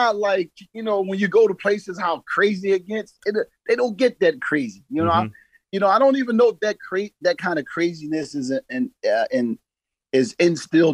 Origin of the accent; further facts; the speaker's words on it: Philadelphia, Pennsylvania, United States; I'm from Philadelphia.